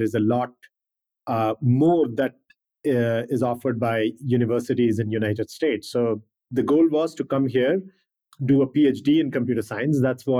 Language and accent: English; India; India, growing up in India and education system, India is always about being the best.